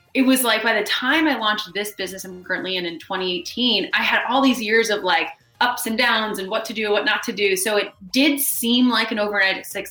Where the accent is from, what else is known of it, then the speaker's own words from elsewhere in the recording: New York, United States; moved away as an adult; also born or lived in Los Angeles; I'm born and raised in New York